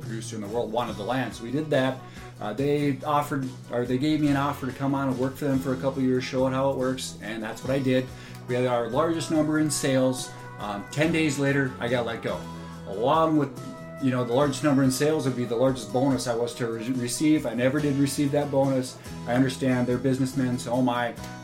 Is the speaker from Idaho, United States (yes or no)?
no; North Dakota, United States; Told him I was from North Dakota.